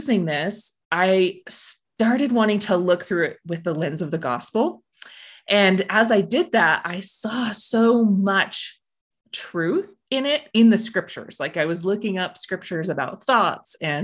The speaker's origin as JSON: {"language": "English", "town": "Blanding", "region": "Utah", "country": "United States", "said": "I'm from Blanding, Utah, down in the Four Corners area."}